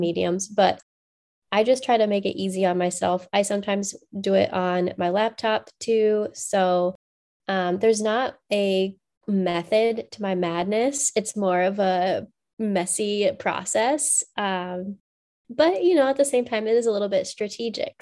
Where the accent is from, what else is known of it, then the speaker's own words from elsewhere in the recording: Macomb, Illinois, United States; I grew up in Macomb, Illinois, or just outside of Macomb, Illinois, uh, on a farm